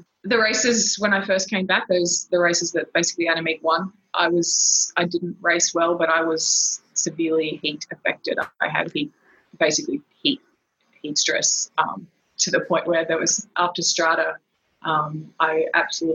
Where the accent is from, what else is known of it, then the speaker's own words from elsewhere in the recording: Brisbane, Queensland, Australia; also born or lived in Darwin, Northern Territory; I grew up in Darwin and Brisbane